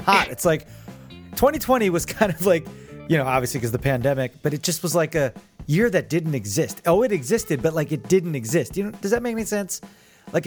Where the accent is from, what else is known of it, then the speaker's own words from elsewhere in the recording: Neptune, New Jersey, United States; I grew up in Neptune, a neighboring town